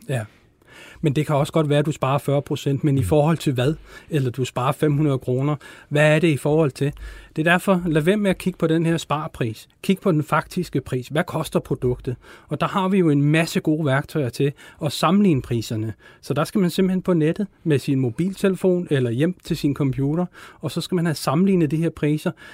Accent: Denmark; som danskere

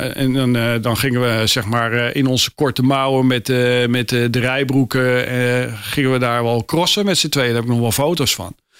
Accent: Amsterdam, North Holland, Netherlands; geboren in Amsterdam-Geuzenveld eh, mhm. in 1958

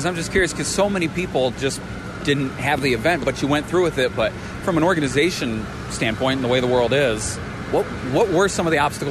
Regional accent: Holly, Michigan, United States; I ran into some folks that I grew up with. The McKay family of Holly, Michigan, my hometown.

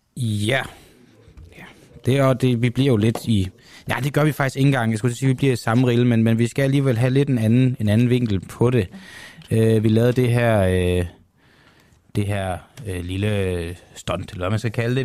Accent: Copenhagen, Capital Region of Denmark, Denmark; Jeg er fra Amager, ikke fra Jylland

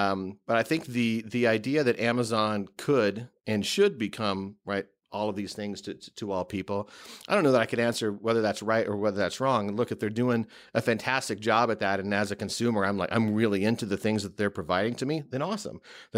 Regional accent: West Coast, United States; also born or lived in Midwest; now in New York, United States; No, not originally. I grew up on the West Coast and in the Midwest.

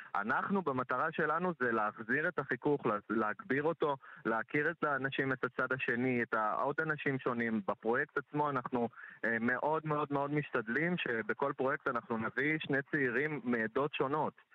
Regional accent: Central District, Israel; moved away as an adult; now in Haifa, Israel; אני במקור מהמרכז

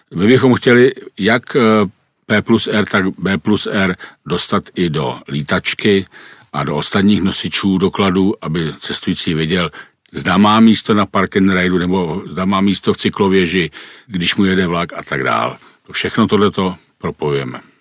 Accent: Prague, Czechia; Já jsem vyrůstal jako dítě ve Strašnicích pod Rapidem

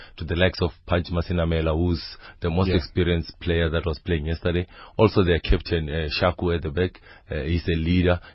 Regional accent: Limpopo, South Africa; I'm from Limpopo

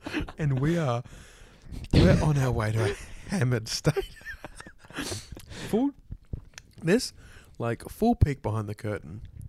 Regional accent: Melbourne, Victoria, Australia; mate, we're from Melbourne.

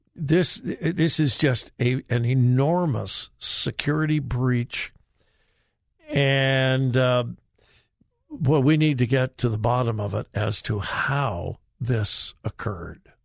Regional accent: California, United States; my home state

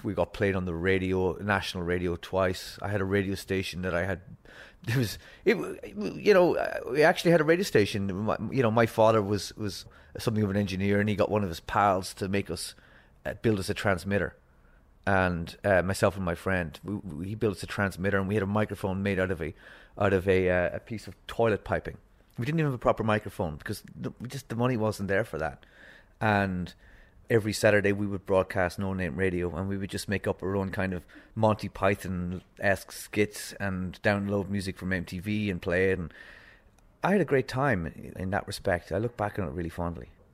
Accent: Donegal, Ulster, Ireland; also born or lived in Limerick; I lived twenty miles from the border, from Derry City

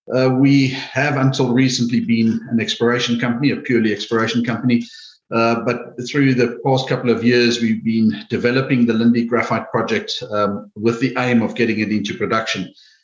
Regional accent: South Africa; also born or lived in Australia; now in Namibia; I grew up in Southern Africa, as you mentioned. Spent a lot of my time lately in Australia, but Southern Africa is where I started my career. Then moved to Namibia from South Africa.

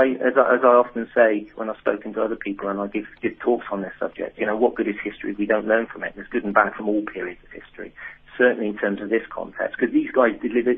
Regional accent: England, United Kingdom; it took me as an Englishman 100 years later to come along and write this incredible story.

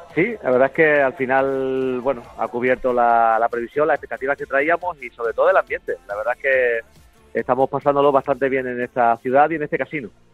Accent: Andalusia, Spain; yo soy un andaluz de, de pro

